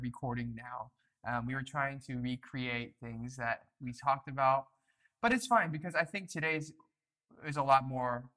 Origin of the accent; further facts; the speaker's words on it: United States; now in South Korea; We're all from the States